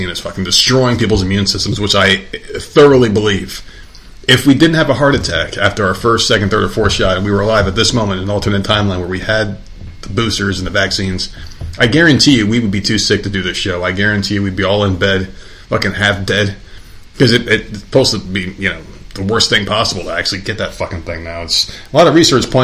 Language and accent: English; New Jersey, United States; moved away; my hometown, and this is back when I lived in New Jersey